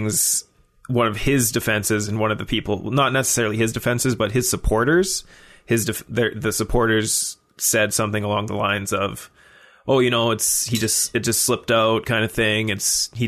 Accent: Sherwood Park, Alberta, Canada; growing up in, especially where we grew up in Sherwood Park, where it was 98% white people

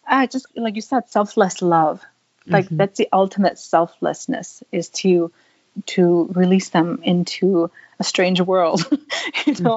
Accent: Thailand; now in Spokane, United States; I'm part Thai. I grew up in Thailand

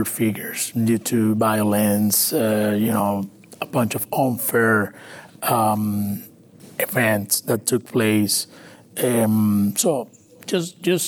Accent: Maracaibo, Zulia, Venezuela; English is a second language; moved away as an adult; also born or lived in Valencia, Venezuela / Colombia; now in Houston, United States; My family's from Colombia, but I'm born and raised in Venezuela

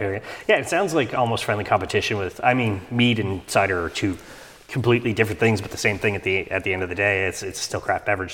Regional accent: Canada; I'm Canadian

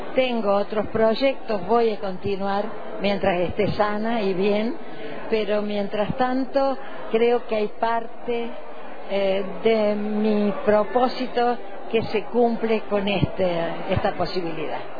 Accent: Jesús María, Córdoba, Argentina; moved away as an adult; la biblioteca de mi pueblo, lugar en el que me he formado de alguna manera, siendo niña

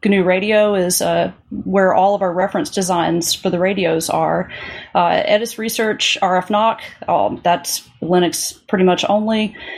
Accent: Little Rock, Arkansas, United States; Yeah, I grew up mainly in Little Rock, Arkansas.

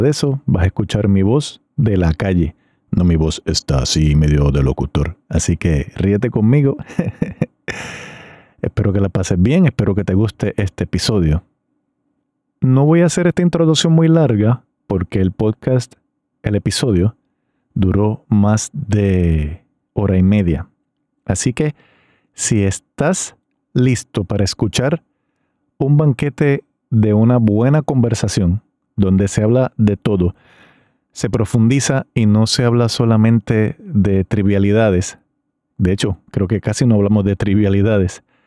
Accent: Río Grande, Puerto Rico; de mi pueblo también de Río Grande, Puerto Rico

